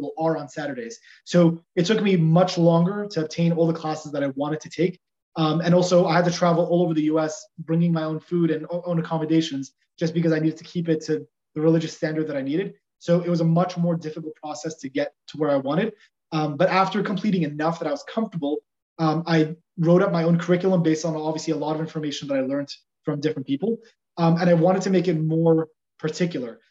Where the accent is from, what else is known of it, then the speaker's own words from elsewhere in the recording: Los Angeles, California, United States; Growing up in Los Angeles, it's not always going to be the safest place